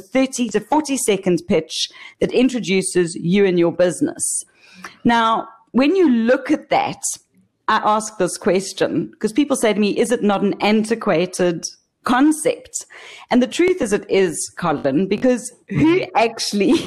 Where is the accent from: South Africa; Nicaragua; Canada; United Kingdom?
South Africa; moved away as an adult; now in Australia; initially I'm from Africa. We recently immigrated to Australia